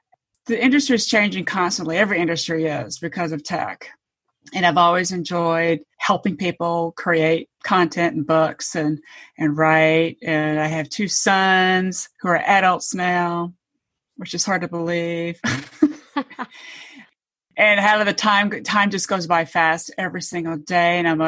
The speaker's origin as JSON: {"language": "English", "region": "Georgia", "country": "United States", "tie": "born or raised there", "lives_now": "Atlanta, United States", "said": "So I've lived in Metro Atlanta for probably almost 30 years. I grew up in Georgia, but I wasn't born here. I'm a military brat. So moved around a lot."}